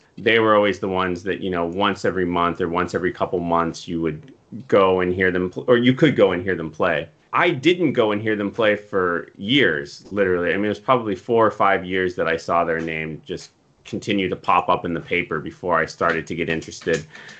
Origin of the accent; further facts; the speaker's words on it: Denver, Colorado, United States; growing up in Denver